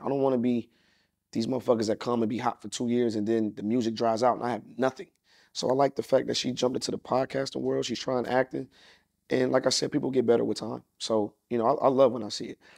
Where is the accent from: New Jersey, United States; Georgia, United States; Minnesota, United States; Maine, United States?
Georgia, United States; Atlanta; also born or lived in Los Angeles; growing up in Atlanta